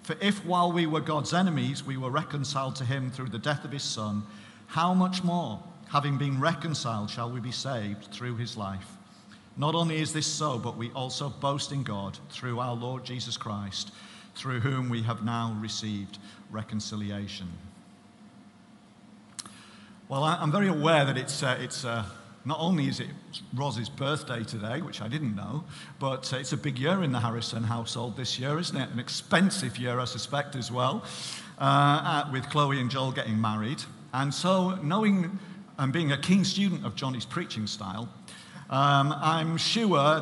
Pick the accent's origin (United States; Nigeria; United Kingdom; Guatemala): United Kingdom; Barrow-in-Furness, North West England; moved away as an adult; now in Hartlepool, United Kingdom; I'm from Barrow, I'm Barrow lad